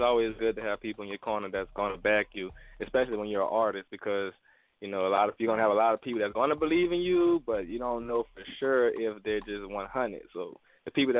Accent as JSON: {"language": "English", "town": "New Orleans", "region": "Louisiana", "country": "United States", "moved": "yes", "lives_now": "Houston, United States", "said": "I'm in Houston as well, originally from New Orleans"}